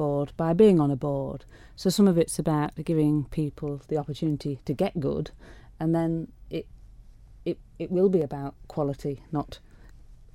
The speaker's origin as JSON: {"language": "English", "town": "Pickering", "region": "Yorkshire and the Humber", "country": "United Kingdom", "tie": "born or raised there", "said": "Pickering, the small town I was brought up"}